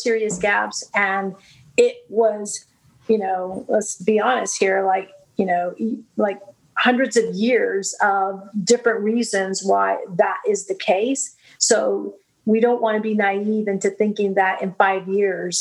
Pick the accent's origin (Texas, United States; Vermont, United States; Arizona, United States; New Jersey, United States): Texas, United States; Brownsville; I grew up in Brownsville, Texas, where the tallest building was three stories